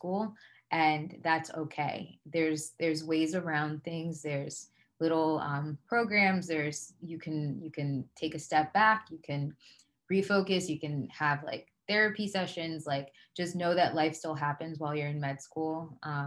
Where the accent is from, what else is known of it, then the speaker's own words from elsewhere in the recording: Atlantic County, New Jersey, United States; also born or lived in Liberia; I was born and raised in Atlanta County.